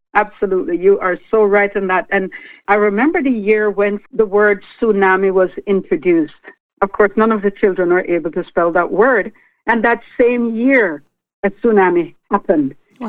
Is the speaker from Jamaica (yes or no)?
yes; Lucea, Hanover, Jamaica; now in Canada; growing up in Jamaica